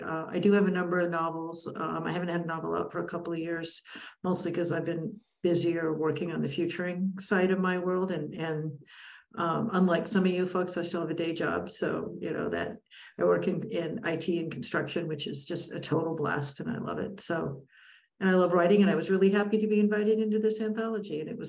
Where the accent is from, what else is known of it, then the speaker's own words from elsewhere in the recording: Pacific Northwest, United States; All right, hi. Like Ken, I'm also from the Pacific Northwest.